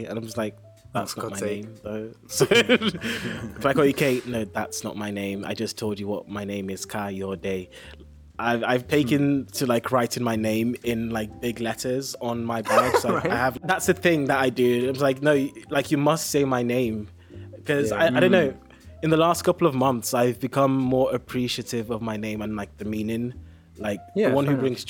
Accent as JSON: {"language": "English", "country": "Nigeria", "accent": "English", "lives_now": "United Kingdom", "said": "So I sound very, very English, but I'm actually Nigerian."}